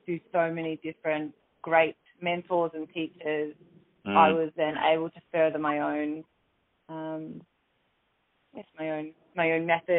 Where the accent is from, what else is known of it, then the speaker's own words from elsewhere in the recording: Torquay, Victoria, Australia; I did my work experience at the age of 15 at a local gym where I grew up in Torquay